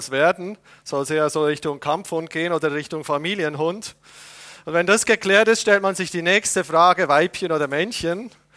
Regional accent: Switzerland; als Patriot, ja, als Schweizer Patriot

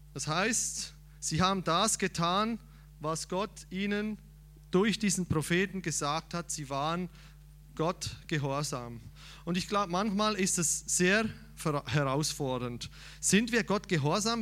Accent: Switzerland; ich als Schweizer

